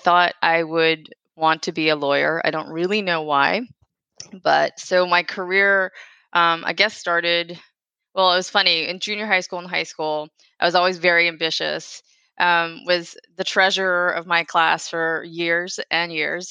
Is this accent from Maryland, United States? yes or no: yes; right outside of DC, Maryland, United States; moved away as an adult; also born or lived in Washington, D.C.; now in New York City, United States; Originally, I'm from DC. I grew up in Maryland and right outside of DC